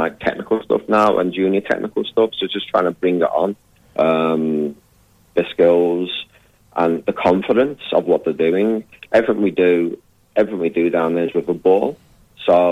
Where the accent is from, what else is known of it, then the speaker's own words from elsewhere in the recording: Liverpool, North West England, United Kingdom; now in Australia; I'm a Scouser